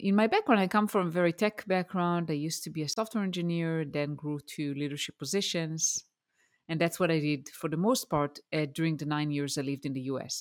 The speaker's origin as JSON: {"language": "English", "country": "Israel", "tie": "born or raised there", "also_born_or_lived": "Denver, Colorado, United States", "second_language": "English", "moved": "as an adult"}